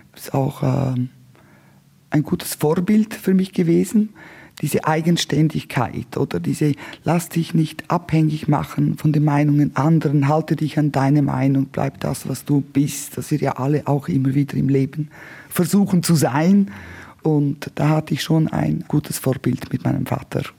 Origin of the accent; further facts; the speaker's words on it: Martina, Graubünden, Switzerland; Also ich komme aus dem östlichsten Punkt der Schweiz. Ich bin in Martina an der Grenze aufgewachsen.